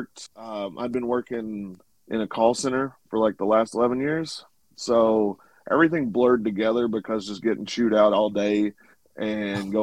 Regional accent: Arkansas, United States; moved away; I'm originally from Arkansas

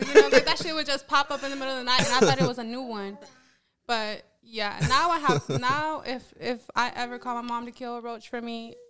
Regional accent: Smyrna, Georgia, United States; I come from apartments. I come from Smyrna. I come from just fucking dirt.

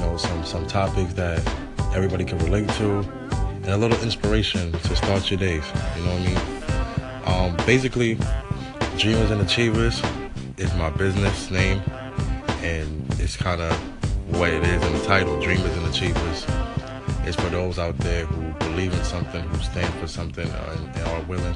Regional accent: New York City, New York, United States; I'm a photographer from Brooklyn, New York

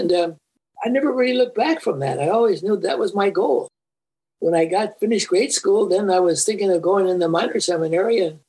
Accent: East Cleveland, Ohio, United States; We lived always in St. Philomena's. St. Philomena's. In East Cleveland. Mm-hmm. I was born in East Cleveland.

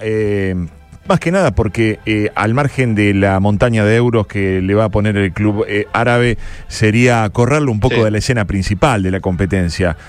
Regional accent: Argentina; nosotros como argentinos

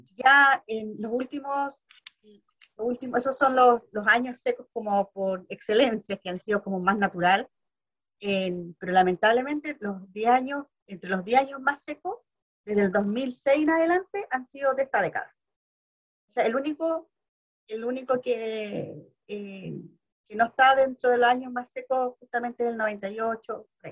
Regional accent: Valparaíso, Chile; yo soy de Valparaíso

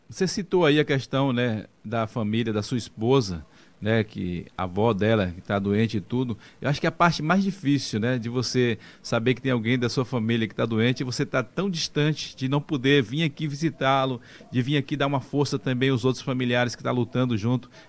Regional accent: Várzea da Roça, Bahia, Brazil; Eu sou de, de Vaza da Roça, mas eu morei um tempo lá em Espantagado, que é muni

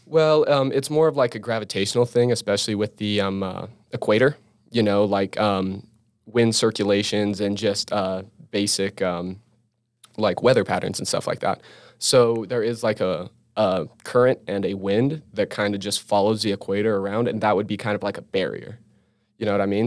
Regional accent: Utah, United States; it's also my home state. I feel comfortable here, you know, I know this state

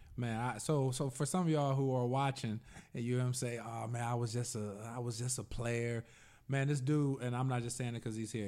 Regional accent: Indiana, United States; I grew up in Indiana

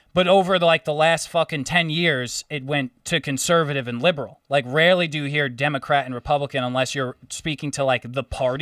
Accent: New York, United States; I'm from New York

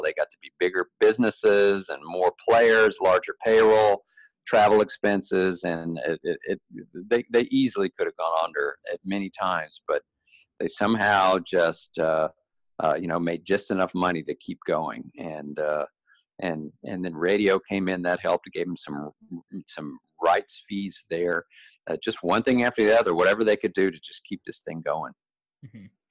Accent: Dallas, Texas, United States; I grew up in Dallas, uh, Texas

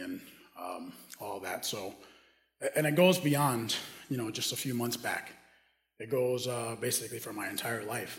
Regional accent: Dominican Republic; moved away as an adult; also born or lived in Minneapolis, United States; now in United States; I grew up in the Dominican Republic

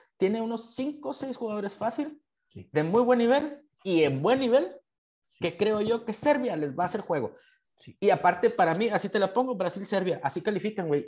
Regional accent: Mexico; como mexicanos

